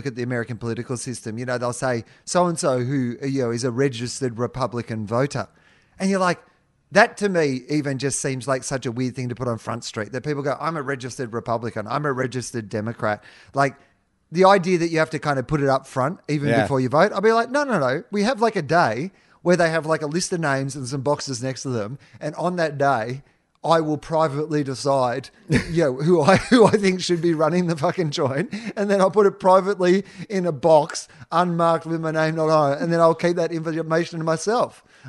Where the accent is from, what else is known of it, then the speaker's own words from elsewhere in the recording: Mallacoota, Victoria, Australia; in high school, they called me the …. I was from Mallacoota, but I was also a ….